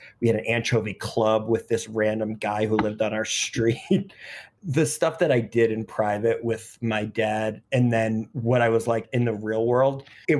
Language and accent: English; New York City, New York, United States; I grew up in Greenwich Village.